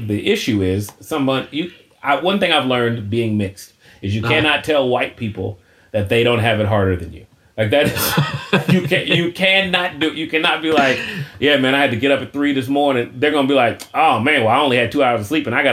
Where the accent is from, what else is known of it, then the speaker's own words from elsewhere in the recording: United States; as an American and as a Christian